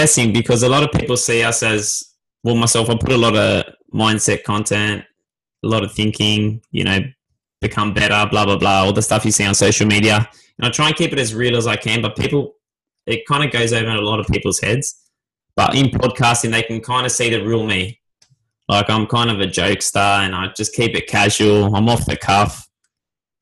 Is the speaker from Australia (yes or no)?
yes; Sydney, New South Wales, Australia; I'm from Sydney